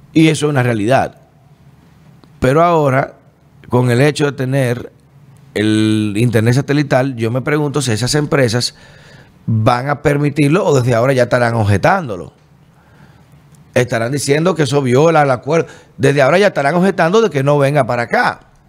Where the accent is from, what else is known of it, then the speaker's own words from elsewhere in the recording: Dominican Republic; como buen dominicano